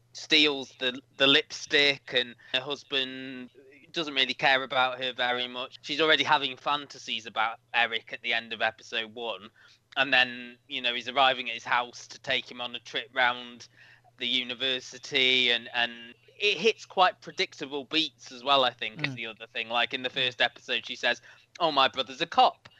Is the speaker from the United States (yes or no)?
no; United Kingdom; as a Brit